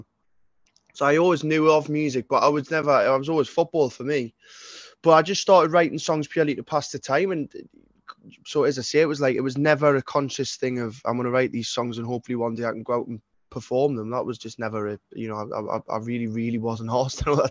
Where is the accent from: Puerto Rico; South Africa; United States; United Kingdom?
United Kingdom; Newcastle upon Tyne, North East England; I was brought up in the East End of Newcastle